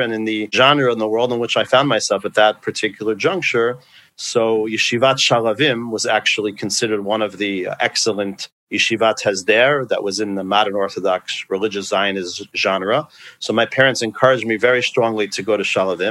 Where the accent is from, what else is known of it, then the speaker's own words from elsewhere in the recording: West Hempstead, New York, United States; also born or lived in Brooklyn, New York / Israel / Fair Lawn, New Jersey; when we moved there, I grew up in West Hempstead.